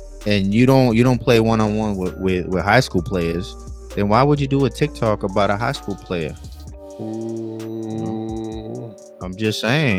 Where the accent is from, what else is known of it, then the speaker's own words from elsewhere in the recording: California, United States; I'm from Cali